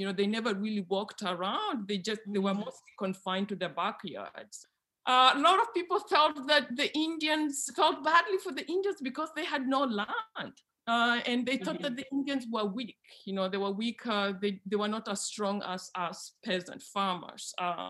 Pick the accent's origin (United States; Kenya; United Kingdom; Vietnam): Kenya; Western Kenya; So I grew up in Western Kenya, rural Western Kenya, a village about 60 miles northwest of Kisumu. My village had about 6,000 people. We were mostly peasants, and it was a very, very densely populated region of Western